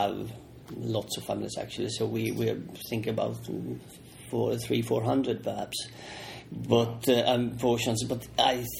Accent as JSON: {"language": "English", "country": "Finland", "said": "we Finns"}